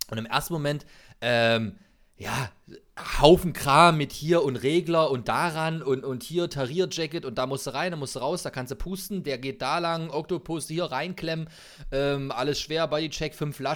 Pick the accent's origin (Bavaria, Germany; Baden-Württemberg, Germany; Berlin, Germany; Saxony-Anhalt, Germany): Saxony-Anhalt, Germany; Magdeburg; Nee, ich komme aus Magdeburg.